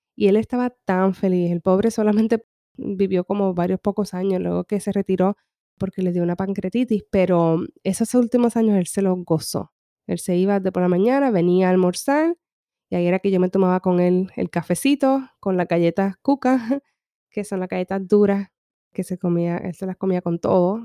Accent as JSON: {"language": "Spanish", "town": "Humacao", "country": "Puerto Rico", "tie": "born or raised there", "moved": "yes", "lives_now": "California, United States", "said": "yo me crié en una finca en Puerto Rico, en el este"}